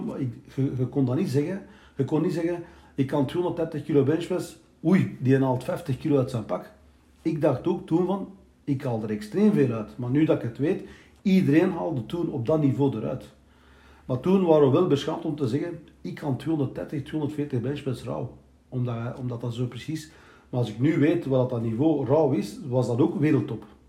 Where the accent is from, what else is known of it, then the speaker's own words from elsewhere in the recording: Belgium; also born or lived in Turkey (ancestry); ik ben eh, geboren hier in België